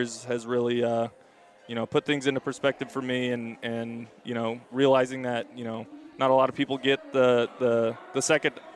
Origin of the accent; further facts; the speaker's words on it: Bay Area, California, United States; Growing up in the Bay Area, being an Oakland A's fan myself, and going to Cal